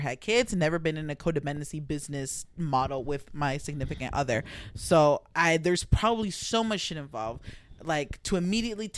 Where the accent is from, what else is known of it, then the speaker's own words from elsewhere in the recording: New Jersey, United States; We're from Jersey.